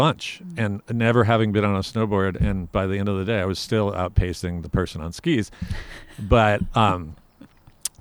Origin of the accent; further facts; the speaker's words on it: Orange County and Mammoth, California, United States; also born or lived in Claremont, California / Vermont; now in Los Alamos, United States; we grew up between Orange County and Mammoth